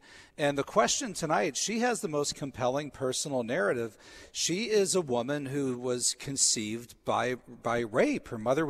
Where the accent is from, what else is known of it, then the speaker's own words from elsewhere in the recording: Pittsburgh, Pennsylvania, United States; This is my hometown station, and I love KDKA, and it's good to be back.